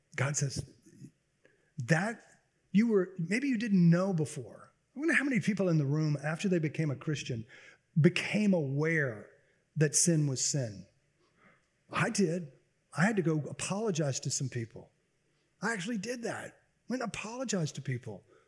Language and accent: English; Baton Rouge, Louisiana, United States; growing up in Baton Rouge